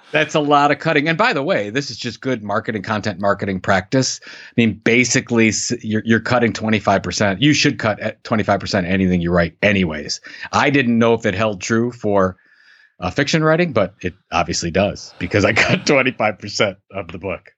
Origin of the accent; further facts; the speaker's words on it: Sandusky, Ohio, United States; that's my hometown